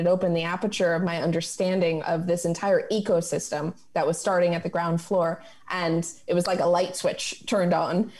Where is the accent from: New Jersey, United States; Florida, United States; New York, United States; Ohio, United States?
Florida, United States; Jupiter; My hometown has always been very on brand for my love of space